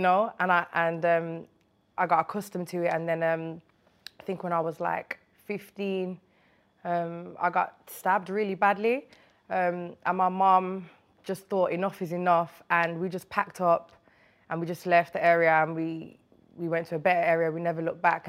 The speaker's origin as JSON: {"language": "English", "town": "Birmingham", "region": "West Midlands", "country": "United Kingdom", "tie": "born or raised there", "moved": "as an adult", "lives_now": "London, United Kingdom", "said": "I grew up in Winston Green in Birmingham"}